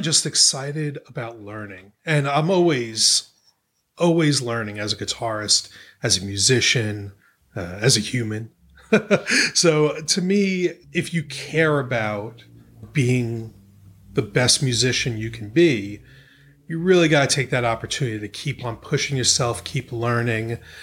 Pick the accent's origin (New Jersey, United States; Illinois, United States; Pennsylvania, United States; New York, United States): New York, United States; moved away as an adult; also born or lived in the South (US); now in St. Andrews, United States; I'm from New York, you know, but I lived in the South pretty much my whole adult life, but I, I still consider myself a New Yorker